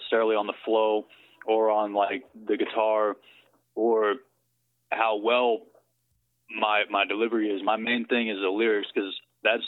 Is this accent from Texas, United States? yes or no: yes; Dallas, Texas, United States; also born or lived in Conyers, Georgia; I was born in Conyers, Georgia, moved to Dallas when I was in elementary school. I've been here since then.